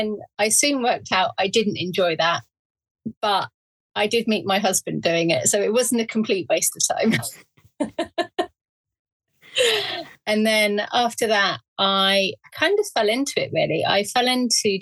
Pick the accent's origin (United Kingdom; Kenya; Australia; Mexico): United Kingdom; Surrey, South East England; moved away as an adult; also born or lived in Berkshire / Hitchin / Midlands; Surrey born and bred, and then went to university